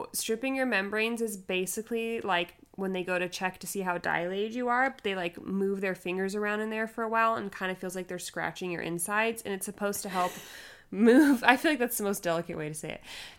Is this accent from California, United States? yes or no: yes; California, United States; We're originally from California. We moved out there for his job, and we got pregnant in Colorado.